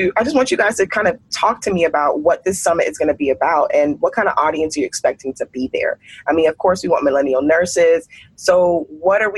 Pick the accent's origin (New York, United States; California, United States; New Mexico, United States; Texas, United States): Texas, United States; I'm from Texas